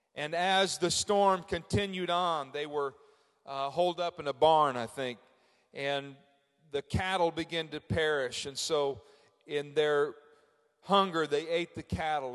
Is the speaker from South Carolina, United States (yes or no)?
no; Frankfort, Indiana, United States; I'm from Frankfort, Indiana